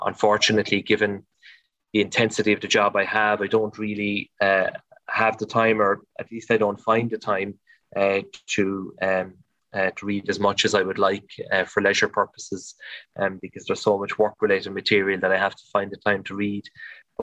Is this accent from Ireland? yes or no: yes; Passage West, Munster, Ireland; in our own local community where I grew up in Passage West